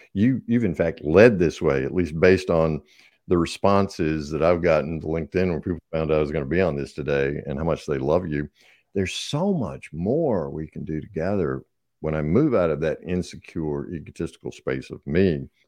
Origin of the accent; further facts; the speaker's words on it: the South, United States; I'm obviously from the South, so we have lots of colloquialisms.